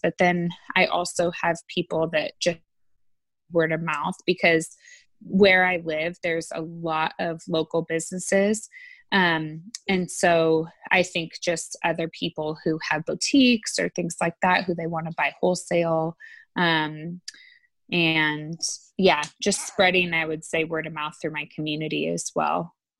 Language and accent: English; Oregon, United States; I grew up in Oregon